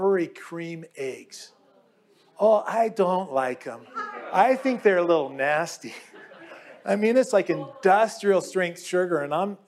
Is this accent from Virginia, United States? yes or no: no; Southern California, United States; moved away as an adult; also born or lived in Europe; growing up in Southern California, Easter is always accompanied with nice weather